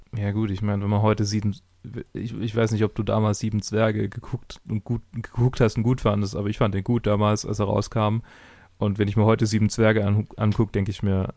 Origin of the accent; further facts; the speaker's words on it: Swabia, Germany; Ich bin Schwabe